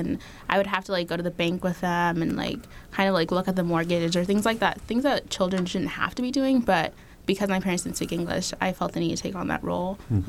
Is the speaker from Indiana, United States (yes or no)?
yes; Fort Wayne, Indiana, United States; first language Arabic; English is a second language; also born or lived in Al Fasher, Darfur, Sudan / Phoenix, Arizona / New York; now in Bloomington, United States; I was in Fort Wayne until about middle school, and then the rest of the time I was in Indianapolis.